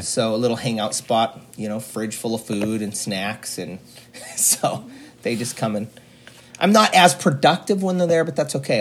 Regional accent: Juneau, Alaska, United States; Here in Juneau in Alaska

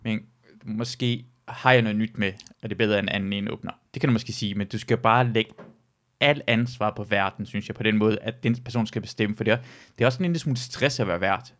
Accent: Jutland, Denmark; also born or lived in Iran; kommer jeg fra altså, Jylland

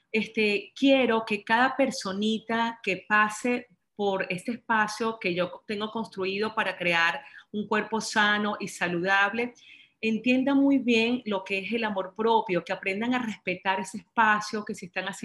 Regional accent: Venezuela; moved away; cuando me vine de Venezuela, cuando tuve que separarme de mi familia, cuando tuve que separarme de, mi casa, de mis amigos, de mi trabajo

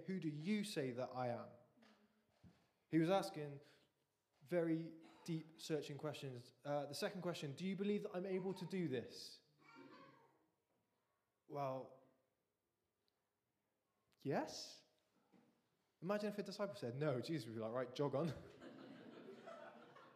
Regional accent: England, United Kingdom; as English people

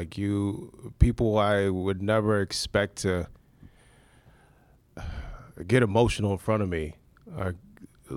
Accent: Maryland, United States; moved away as an adult; now in Cleveland, United States; Of course I'm from Maryland

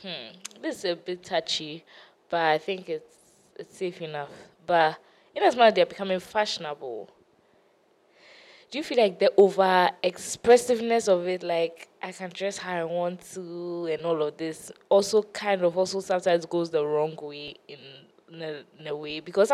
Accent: China; Well, I mean, we're from China.

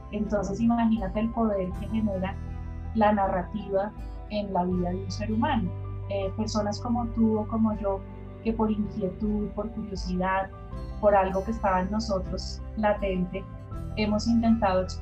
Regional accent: Bogotá, Bogotá Capital District, Colombia; eh, soy de Bogotá, Colombia, siempre he vivido acá.

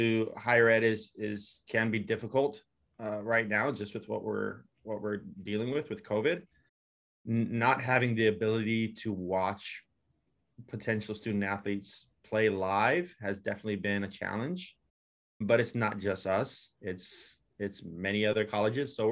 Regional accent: Hawaii, United States; moved away; I'm originally from Hawaii

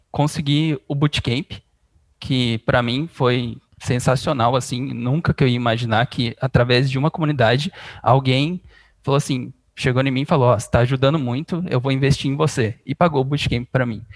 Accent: Bebedouro, São Paulo, Brazil; Eu sou de Bebedouro, interior de São Paulo

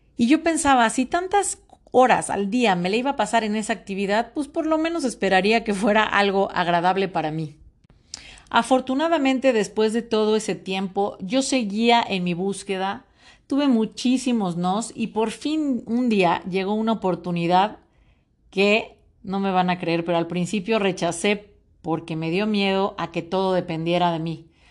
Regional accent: Mexico; soy orgullosamente mexicana

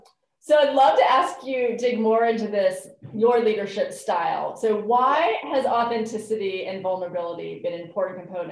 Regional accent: Australia; I have the added benefit of being Australian.

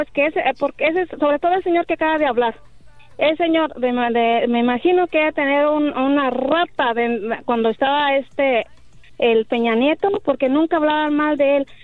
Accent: Mexico City, Mexico; moved away; yo nací en el DS y mi mamá nació en Michoacán

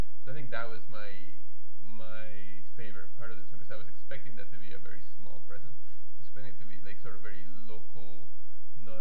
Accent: Florida, United States; my home state of Florida

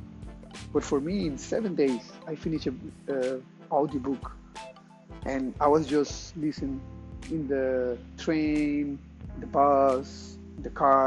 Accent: Costa Rica; moved away; I'm from Costa Rica

